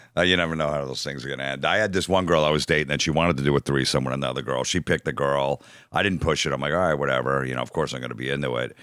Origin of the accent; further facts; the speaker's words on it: New Jersey, United States; I was from Jersey